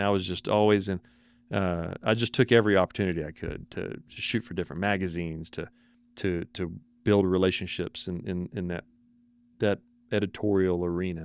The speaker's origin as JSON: {"language": "English", "town": "Paradise", "region": "Texas", "country": "United States", "also_born_or_lived": "Corsicana, Texas / Hubbard, Texas", "said": "I'm from Paradise, Texas"}